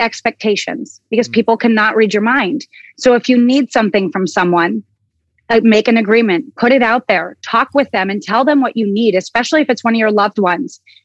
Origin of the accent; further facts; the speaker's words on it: Oso, Washington, United States; I come from Oso, Washington. I'm a small town girl. I'm a country kid